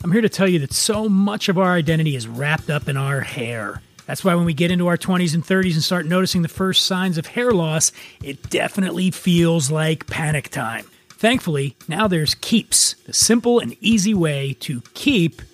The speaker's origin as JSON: {"language": "English", "region": "East Coast", "country": "United States", "moved": "yes", "lives_now": "California, United States", "said": "I'm from the East Coast, I've been here a long time"}